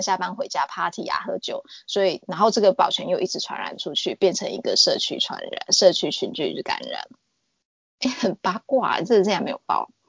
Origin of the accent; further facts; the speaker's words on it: Australia; 那澳洲还有一个麻烦，就是我们澳洲人是没有身份证的。